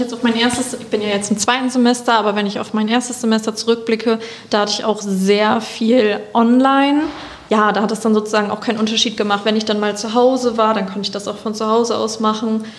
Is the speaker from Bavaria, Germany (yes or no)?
no; East Frisia, Lower Saxony, Germany; ich komme aus Ostfriesland